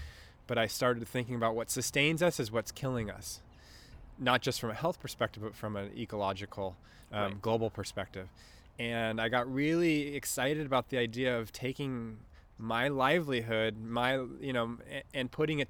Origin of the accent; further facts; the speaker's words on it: Newport Beach, California, United States; I grew up in Newport.